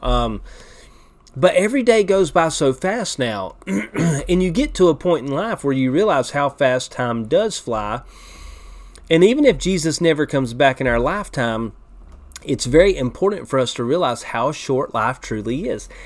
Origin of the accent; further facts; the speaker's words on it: United States; as American Christians